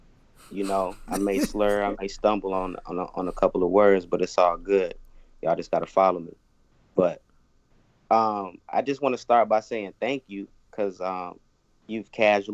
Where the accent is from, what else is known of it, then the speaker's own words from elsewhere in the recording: North Carolina, United States; I'm from North Carolina